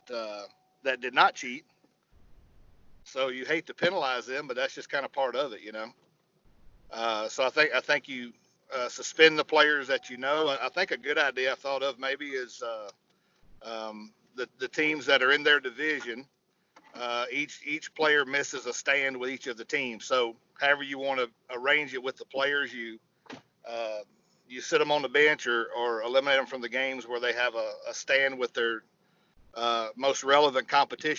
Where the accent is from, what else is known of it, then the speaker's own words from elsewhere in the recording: Virginia, United States; I grew up in Orioles country in Virginia.